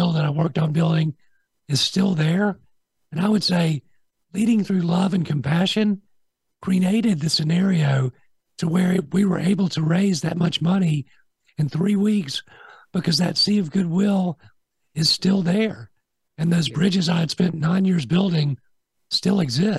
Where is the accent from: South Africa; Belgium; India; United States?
United States; Augusta, Georgia; also born or lived in Montreal, Canada; I was born in Montreal, moved to Augusta when I was 4 years old, 1971